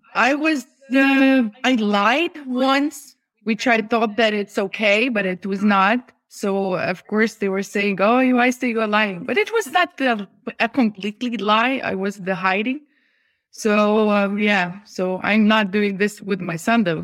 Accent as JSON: {"language": "English", "country": "Lithuania", "said": "we are from Lithuania"}